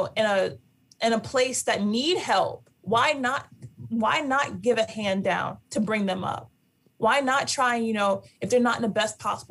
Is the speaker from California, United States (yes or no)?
no; Norwalk, Connecticut, United States; moved away; I'm coming back to Norwalk. This is my hometown. This is where I started my basketball career. This is where I grew up playing with all my friends